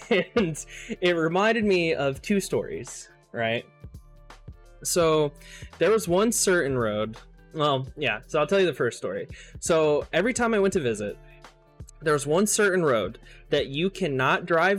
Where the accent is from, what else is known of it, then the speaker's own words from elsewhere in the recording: Ohio, United States; now in Bay Area, United States; I was born in Southern Ohio. Literally, like, you go right, like 5 minutes away, you go over the bridge over the river and you're in Kentucky. That's like, that's, I was like on the bottom little tip of Ohio